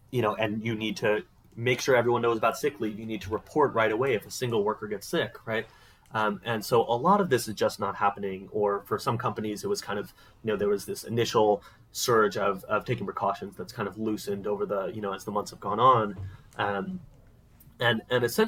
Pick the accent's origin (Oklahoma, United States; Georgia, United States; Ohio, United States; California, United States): California, United States; Oakland; also born or lived in New York City / Ventura; I was born in New York City. Spent a lot of my early childhood in the Bay Area, in Oakland specifically.